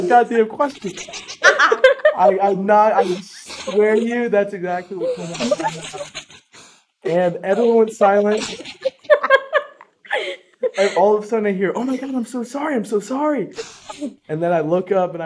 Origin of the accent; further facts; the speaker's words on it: Fort Wayne, Indiana, United States; I am from Fort Wayne, Indiana